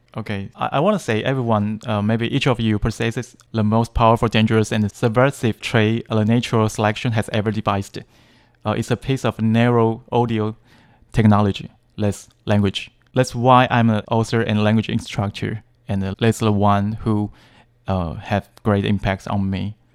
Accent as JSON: {"language": "English", "region": "Taipei", "country": "Taiwan", "tie": "born or raised there", "second_language": "English", "said": "I was born in Taipei."}